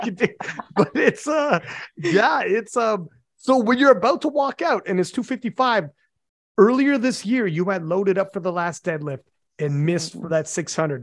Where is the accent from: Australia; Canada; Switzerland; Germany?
Canada; I'm Canadian